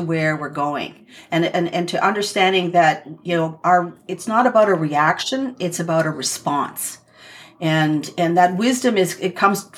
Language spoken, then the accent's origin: English; southern central Ontario, Canada; I'm from the Chippewas of Georgina Island First Nation, which is in southern central Ontario